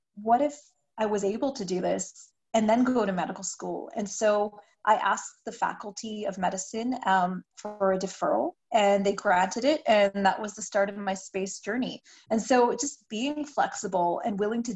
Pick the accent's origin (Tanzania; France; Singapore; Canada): Canada; I'm Canadian